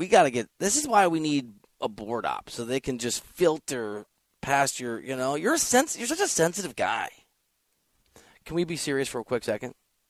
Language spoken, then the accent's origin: English; Midwest, Iowa, United States; as a Midwestern kid, because I grew up in Big Ten country.